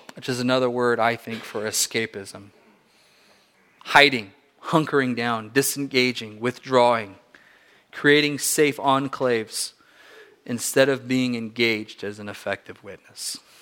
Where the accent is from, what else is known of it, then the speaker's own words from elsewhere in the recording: Southern California, United States; my parents were missionaries in Southern California